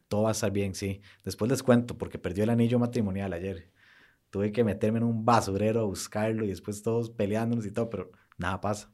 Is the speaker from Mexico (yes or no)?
no; Costa Rica; somos ticos